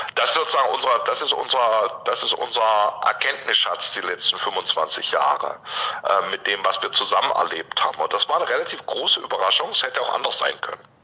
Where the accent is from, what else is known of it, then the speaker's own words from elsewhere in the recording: near Stuttgart, Baden-Württemberg, Germany; now in Leipzig, Germany; ich komme ursprünglich aus der Nähe von Stuttgart, ähm, also ich bin in einem kirchlich äh, oder auch durchaus in einem ökologischen Kontext aufgewachsen